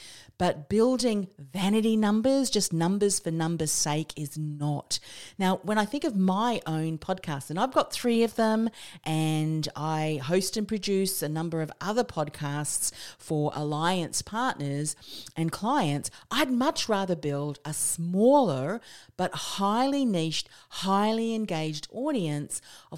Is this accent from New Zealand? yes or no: yes; New Zealand; also born or lived in Australia; I'm a Kiwi Aussie, so if you're not understanding my accent